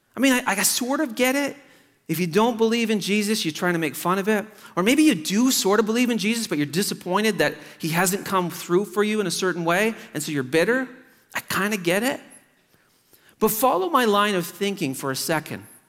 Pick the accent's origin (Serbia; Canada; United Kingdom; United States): Canada; Truro, Nova Scotia; Truro, Nova Scotia, my hometown